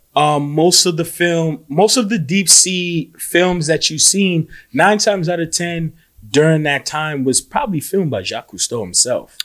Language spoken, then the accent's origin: English; New York City, New York, United States; being a New Yorker